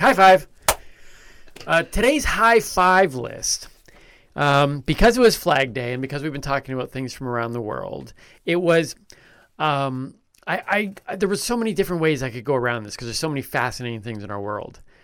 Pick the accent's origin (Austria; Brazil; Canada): Canada; I'm Canadian.